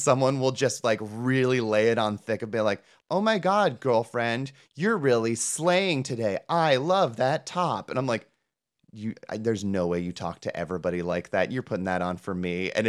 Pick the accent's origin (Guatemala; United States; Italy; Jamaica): United States; Midwest; honey, that's just because we're from the Midwest.